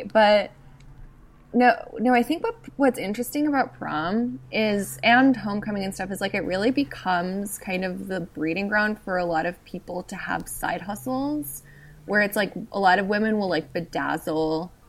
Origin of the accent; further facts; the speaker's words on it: South Texas, United States; I'm from, like, a weirder part of Texas. Like, I'm sure, it's like, I'm from South Texas, and Texas is, like, huge.